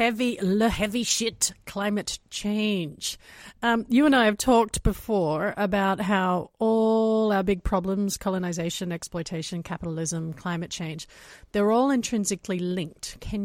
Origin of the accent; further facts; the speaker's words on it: Australia; I'm Australian, so it was heartbreaking for me to watch my country burn